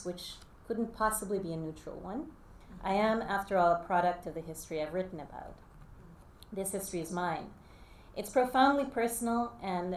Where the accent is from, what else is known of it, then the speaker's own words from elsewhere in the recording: Jersey City, New Jersey, United States; also born or lived in Guyana; I grew up in Jersey City